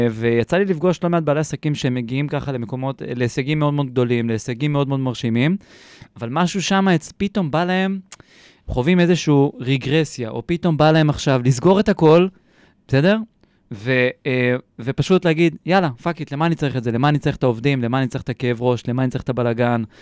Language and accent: Hebrew; Kfar Saba, Central District, Israel; גדלתי, חונרתי, חונכתי, אפשר להגיד בורן עם כפר סבא